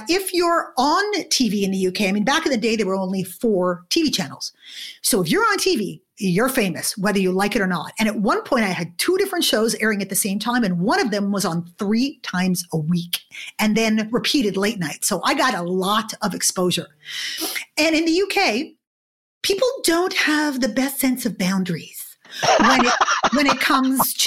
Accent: Montreal, Quebec, Canada; moved away as an adult; also born or lived in London, United Kingdom; now in Toronto, Canada; I grew up in Montreal in Canada

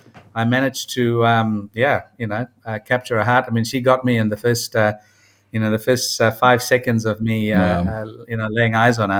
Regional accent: Kuala Lumpur, Malaysia; moved away as an adult; also born or lived in United Kingdom / Perth, Australia; now in New Zealand; I was born in Malaysia, in Kuala Lumpur, in Malaysia, and then I scooted off to the UK for a wee bit to look at studying in the UK, but I ended up in Australia, in Perth, in Western Australia

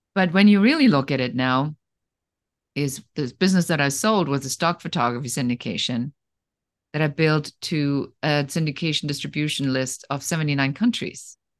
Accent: Germany; moved away; I am originally from Germany

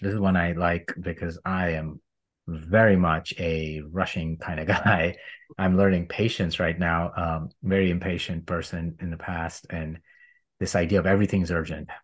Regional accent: India; moved away; I grew up in India

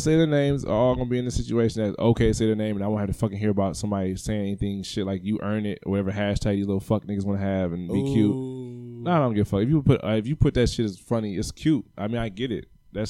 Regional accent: Cleveland, Ohio, United States; I'm from the East Side.

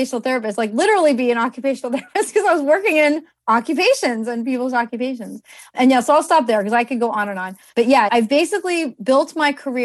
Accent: New Jersey, United States; I'm from New Jersey, and at my school, I went to Kane University.

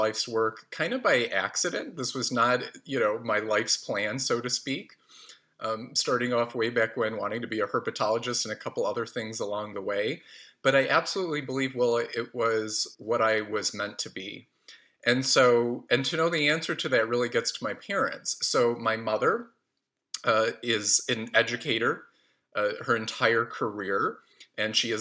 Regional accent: Oak Park, Illinois, United States; it's a suburb of Chicago called Oak Park

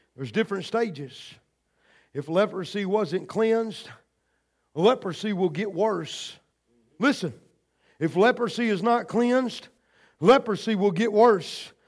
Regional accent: United States; I'm proud to be an American

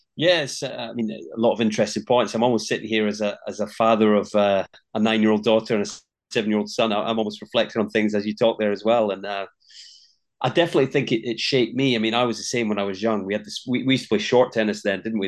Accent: Linlithgow, Scotland, United Kingdom; Born and raised in Scotland and, uh, a town called Linlithgow, just that, just west of, of Edinburgh

